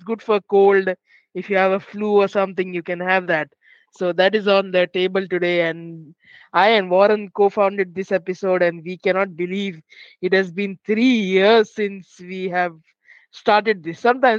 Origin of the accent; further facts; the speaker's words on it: Mumbai, Maharashtra, India; So I'm from Mumbai, India